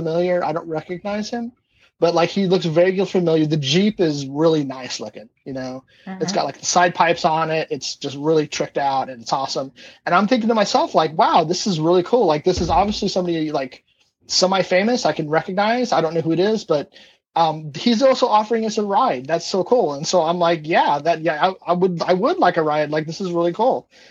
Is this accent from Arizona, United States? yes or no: yes; Arizona, United States; growing up in Arizona